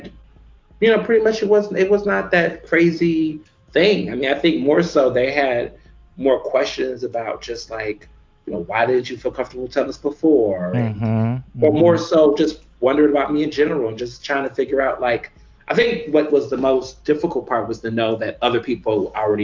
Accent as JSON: {"language": "English", "town": "Houston", "region": "Texas", "country": "United States", "tie": "born or raised there", "also_born_or_lived": "Chicago, Illinois", "moved": "as an adult", "lives_now": "Philadelphia, United States", "said": "my family moved to Houston, Texas, where I went to public school my entire life"}